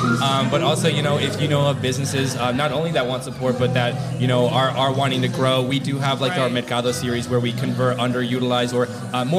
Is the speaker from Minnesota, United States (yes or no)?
no; Arkansas, United States; moved away as an adult; also born or lived in Alaska; now in Chicago, United States; So I actually am not from Chicago. I was born and raised in Arkansas all the way up until I was like 22.